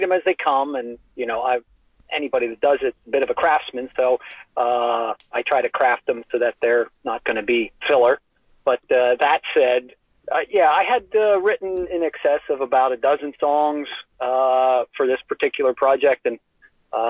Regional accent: United States; I'm an American

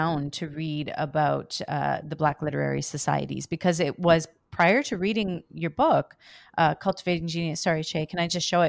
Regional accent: Canada; Myself being born and raised in Canada

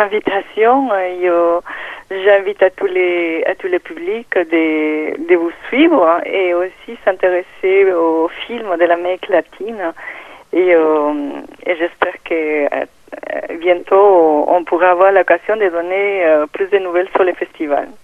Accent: Peru; French is a second language; moved away as an adult; now in France; quand ils entendent mon accent, ils me demandaient d'où je venais, et, euh, le Pérou

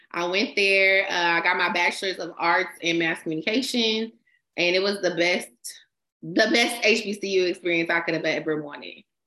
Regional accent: San Leandro, California, United States; also born or lived in Stockton, California; I grew up in San Leandro, and then I moved to the Central Valley to Stockton when I was twelve.

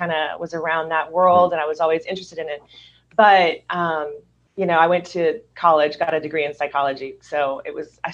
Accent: Louisiana, United States; also born or lived in Hollywood, California; now in Southern California, United States; I'm originally from Louisiana

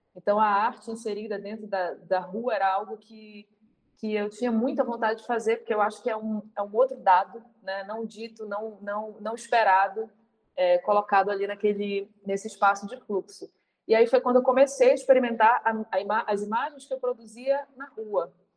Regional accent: Pará, Brazil; eu sou paraense, eu estou nesse momento aqui

